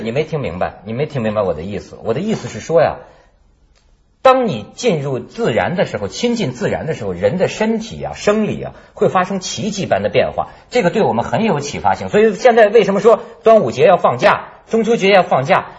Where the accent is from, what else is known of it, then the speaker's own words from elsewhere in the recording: northern China, China; 我们是北方人